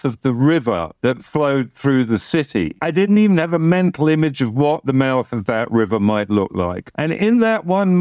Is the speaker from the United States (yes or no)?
no; London, United Kingdom; I was born in Old Charing Cross Hospital